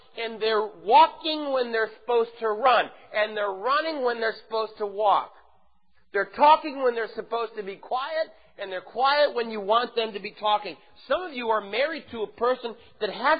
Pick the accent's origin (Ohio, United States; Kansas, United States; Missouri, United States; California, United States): Missouri, United States; St. Louis; moved away; I'm from St. Louis.